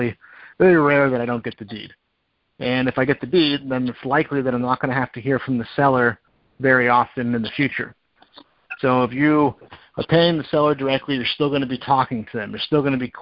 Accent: Erie, Pennsylvania, United States; I'm from Erie, Pennsylvania

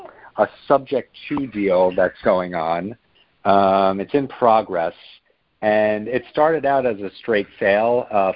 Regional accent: Hoboken, New Jersey, United States; I'm from Hoboken, New Jersey.

